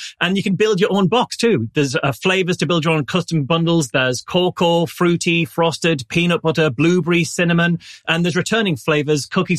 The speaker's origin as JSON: {"language": "English", "region": "England", "country": "United Kingdom", "said": "I'm English."}